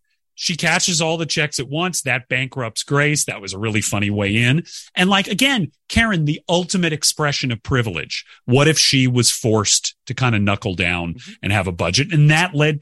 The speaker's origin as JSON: {"language": "English", "region": "the South", "country": "United States", "said": "as a Southerner myself"}